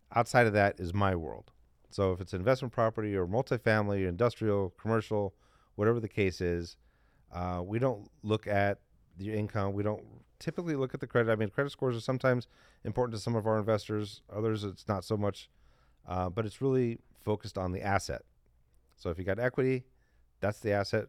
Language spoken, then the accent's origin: English; Detroit, Michigan, United States; I'm from the Midwest, too. too. Not from Chicago, but from Detroit.